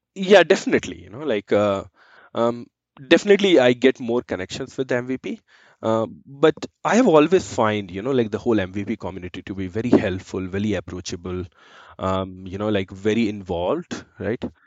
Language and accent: English; Giridih, Jharkhand, India; moved away as an adult; now in Calgary, Canada; I come from India. So I am born and brought up in east of India, which is a small city called Giriti in Jharkhand